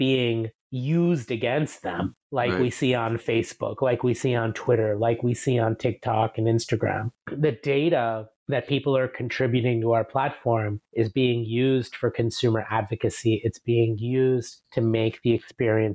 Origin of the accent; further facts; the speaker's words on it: New York City, New York, United States; moved away as an adult; also born or lived in India; now in Singapore; we moved to the States when I was just 4 years old from India, and I grew up in New York City.